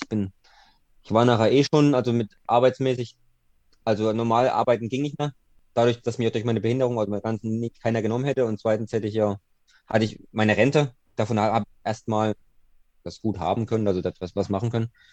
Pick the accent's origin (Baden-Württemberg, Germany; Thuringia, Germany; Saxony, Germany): Thuringia, Germany; bei uns in Thüringen